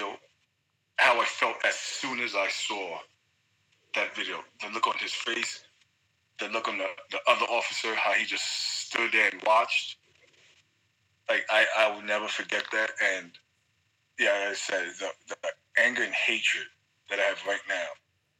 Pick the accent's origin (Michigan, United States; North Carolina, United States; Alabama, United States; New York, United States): New York, United States; New York City; moved away as an adult; now in Texas, United States; I'm 40 years old, born and raised in New York City.